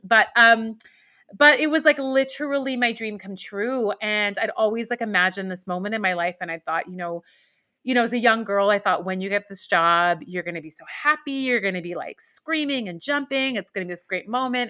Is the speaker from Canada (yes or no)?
no; Iran; now in New York, United States; I was born in Iran and my family is Muslim